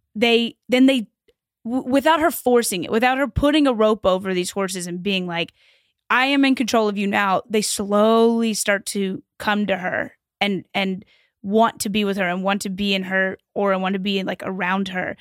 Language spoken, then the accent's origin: English; Louisville, Kentucky, United States; moved away; I grew up in Kentucky